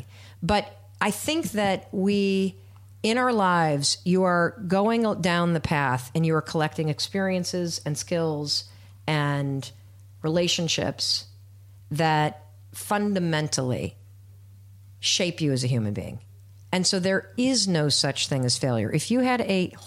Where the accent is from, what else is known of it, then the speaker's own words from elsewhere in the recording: Midwest, United States; moved away as an adult; also born or lived in Hanover, New Hampshire / Boston / Manhattan; as a white woman growing up in the Midwest